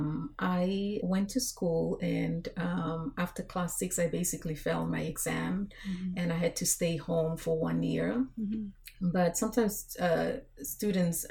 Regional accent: Vanuatu; moved away as an adult; also born or lived in New Zealand; now in United States; Growing up in Vanuatu

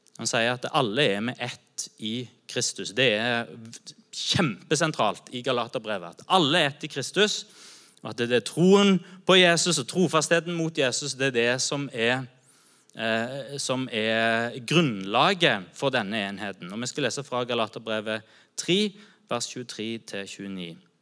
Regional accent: Norway; Jeg er kristen først. Jeg informeres av min kristne tro først, og så er jeg norsk etterpå.

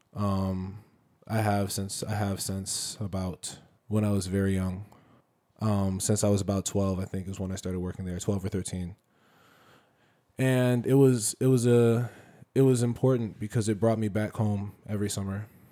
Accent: Silver Spring, Maryland, United States; I was born in Silver Spring, Maryland. Uh, I'm from the D M V. I will always be from the D M V. Um, that's all, that's my home

